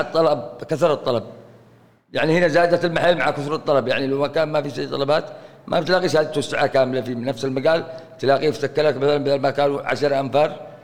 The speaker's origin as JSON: {"language": "Arabic", "region": "Aden", "country": "Yemen", "said": "هنا عندنا في عدن"}